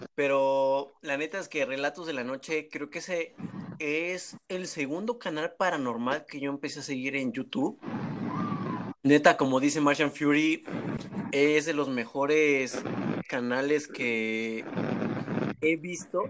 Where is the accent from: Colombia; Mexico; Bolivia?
Mexico; como buenos mexicanos, toda nuestra familia estaba en una casa nada más